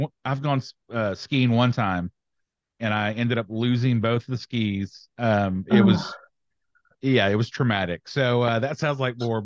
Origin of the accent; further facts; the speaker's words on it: the South, United States; as a Southerner